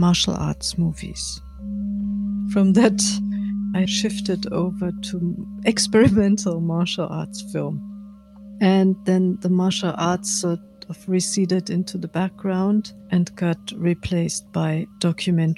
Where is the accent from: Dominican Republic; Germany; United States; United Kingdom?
Germany; Munich, Bavaria; I grew up in Munich, in Bavaria.